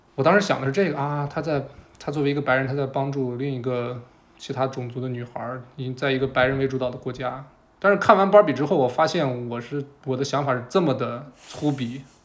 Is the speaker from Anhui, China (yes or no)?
no; Shandong, China; 我是一个在山东长大的男孩儿